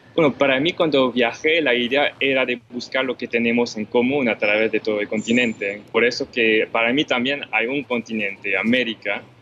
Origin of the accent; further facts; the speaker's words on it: Montreal, Quebec, Canada; yo nací afortunadamente en Montreal. Entonces personalmente no conocí la guerra, pero crecí con todas las historias de, mis padres